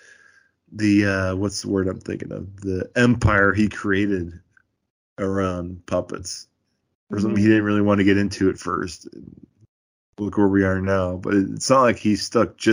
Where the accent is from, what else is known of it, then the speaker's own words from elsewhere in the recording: Iowa, United States; I'm from Iowa